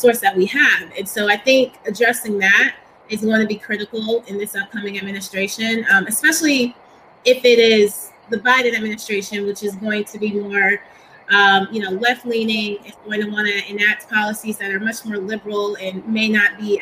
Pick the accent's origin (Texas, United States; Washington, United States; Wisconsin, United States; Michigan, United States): Texas, United States; I'm from Texas